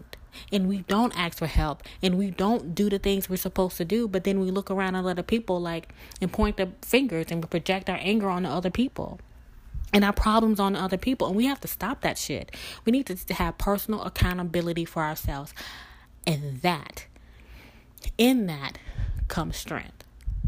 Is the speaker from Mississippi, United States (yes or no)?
yes; Mississippi, United States; now in Louisiana, United States; we're both from Mississippi, and we relocated to Louisiana.